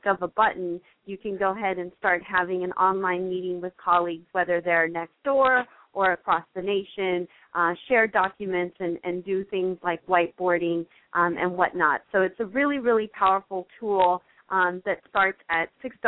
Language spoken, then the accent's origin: English; San Mateo, California, United States; now in Southern California, United States; I'm actually originally from the Bay Area, so I grew up in a town called San Mateo